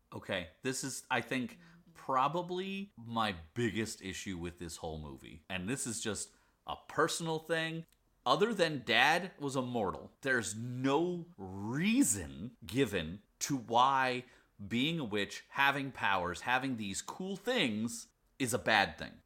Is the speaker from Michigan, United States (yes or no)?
no; Pennsylvania, United States; I'm from Pennsylvania as well